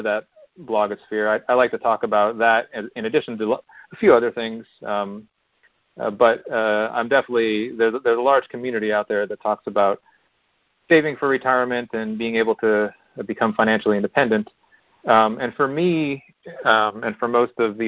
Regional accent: Pennsylvania, United States; we're from not Pittsburgh area, but we're from Pennsylvania.

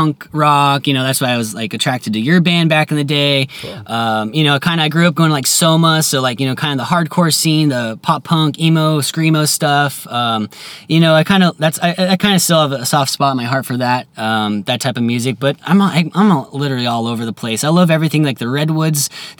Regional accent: San Diego, California, United States; growing up in San Diego, hearing the 91X DJs

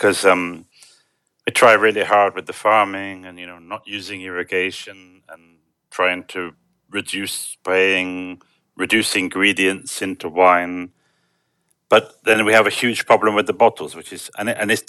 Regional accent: Bristol, South West England, United Kingdom; moved away as an adult; also born or lived in London; now in Romania; I was born in Brislington and lived there until I was about 18.

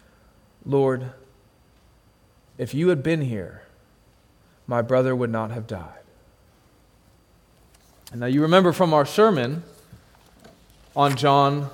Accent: United States; I'm American

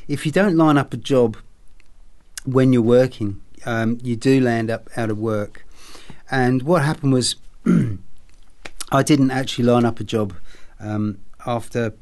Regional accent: England, United Kingdom; moved away; Being an Englishman, well, growing up in England anyway, as a child

